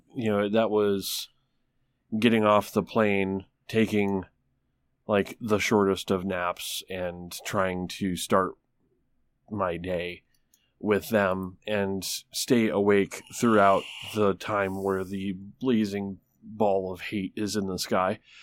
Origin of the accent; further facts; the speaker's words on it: Traverse City, Michigan, United States; now in Tulsa, United States; right around Traverse City, Michigan, it's my hometown